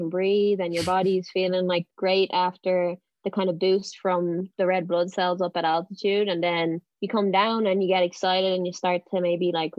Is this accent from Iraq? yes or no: no; Dublin, Leinster, Ireland; now in Boston, United States; I'm originally from Dublin, but I train in Boston with Team New Balance Boston